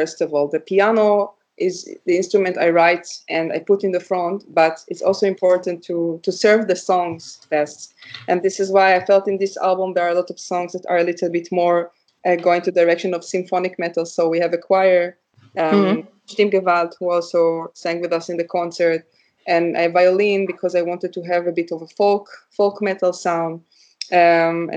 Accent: Israel; now in Leipzig, Germany; I come from Israel

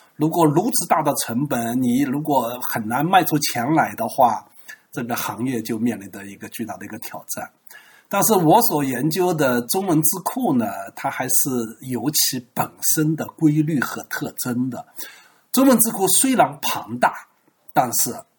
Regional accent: China; 作为一个中国人肯定要研究汉字

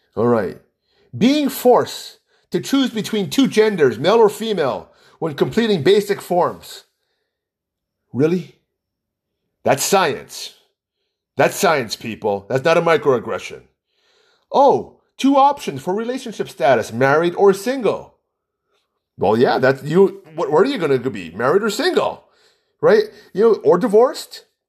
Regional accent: Hawaii, United States; I'm from Hawaii. I'm hundred percent Chinese

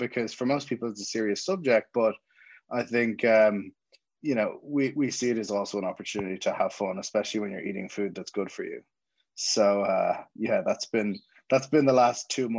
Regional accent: Dublin, Leinster, Ireland; accent: Dublin; moved away as an adult; now in Jersey City, United States; My accent is not from Jersey City, it's from Dublin and Ireland

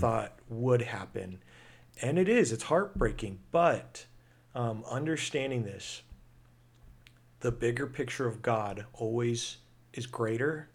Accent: United States; being American, I'm proud to be American

